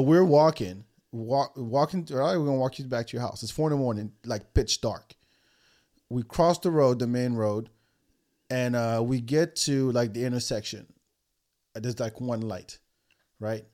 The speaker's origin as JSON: {"language": "English", "country": "France", "tie": "born or raised there", "also_born_or_lived": "Africa", "moved": "yes", "said": "growing up in France"}